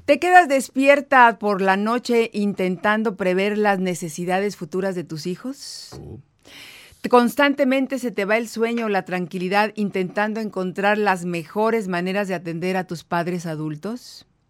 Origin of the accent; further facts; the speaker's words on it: northern Mexico, Mexico; soy norteña también